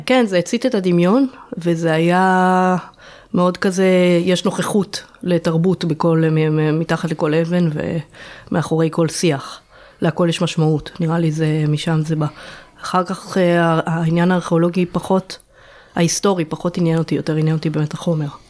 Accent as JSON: {"language": "Hebrew", "town": "Jerusalem", "region": "Jerusalem District", "country": "Israel", "tie": "born or raised there", "said": "נולדה למשפחה של ארכיאולוגים בירושלים"}